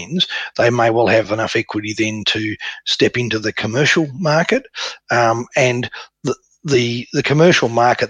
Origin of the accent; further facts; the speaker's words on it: Tasmania, Australia; Tasmania, which is my hometown.